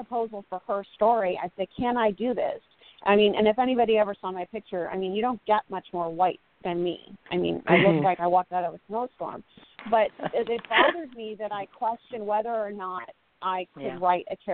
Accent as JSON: {"language": "English", "town": "San Francisco", "region": "California", "country": "United States", "tie": "born or raised there", "said": "I grew up in San Francisco in the 70s and the 80s"}